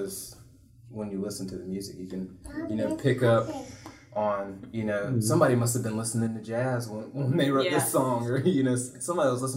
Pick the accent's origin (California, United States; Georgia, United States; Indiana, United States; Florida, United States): Georgia, United States; Stone Mountain; also born or lived in Augusta, Georgia; now in Valdosta, United States; I grew up, I was born in Stone Mountain